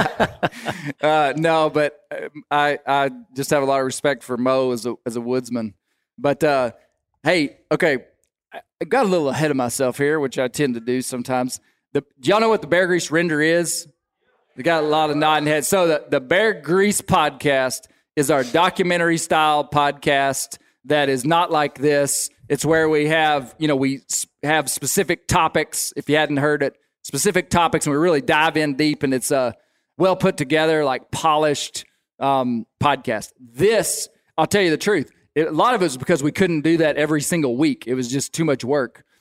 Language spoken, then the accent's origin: English; Arkansas, United States; growing up in Arkansas